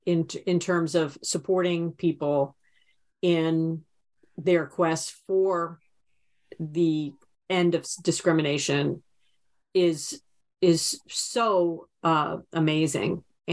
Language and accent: English; New Jersey, United States; I grew up in New Jersey and listening to the New York news stations.